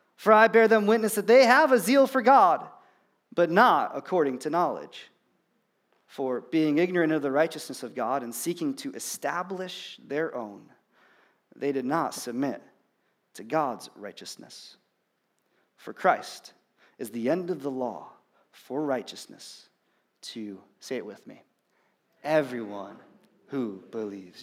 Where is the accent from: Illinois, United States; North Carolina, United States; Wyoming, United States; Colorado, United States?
Illinois, United States; I'm from Illinois